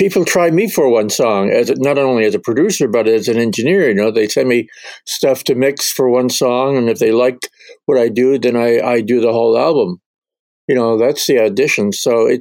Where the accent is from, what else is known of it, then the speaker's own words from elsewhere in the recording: Canada; my kids are half Scottish, but I'm Canadian